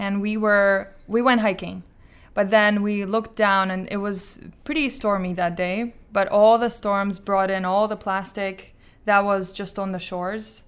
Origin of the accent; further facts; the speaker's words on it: Azerbaijan; moved away; I'm from Azerbaijan